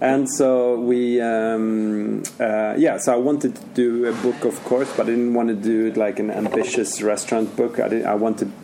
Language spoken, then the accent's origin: English; Sweden; is local from where I'm from